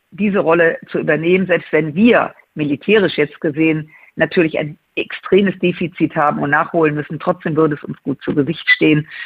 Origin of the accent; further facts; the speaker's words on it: Rhineland, Germany; um das mal als Rheinländerin zu sagen